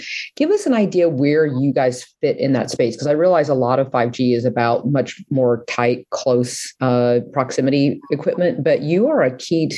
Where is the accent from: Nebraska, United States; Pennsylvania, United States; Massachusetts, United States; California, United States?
Nebraska, United States; I'm from Nebraska